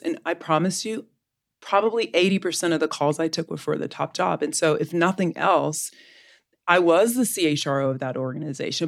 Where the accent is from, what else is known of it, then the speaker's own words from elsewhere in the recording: Southeastern US, United States; also born or lived in Florida / Georgia; now in Texas, United States; I'm a Southeastern girl, but I now live in the great state of Texas